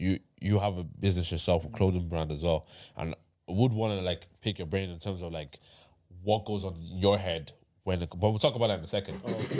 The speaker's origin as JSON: {"language": "English", "country": "Thailand", "said": "We're here, right? And we're from Thailand."}